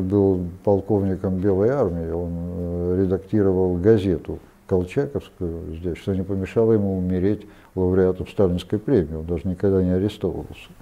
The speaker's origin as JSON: {"language": "Russian", "town": "Perm", "region": "Perm Krai", "country": "Russia", "tie": "born or raised there", "also_born_or_lived": "Transbaikalia", "moved": "yes", "said": "Я родом из Перми"}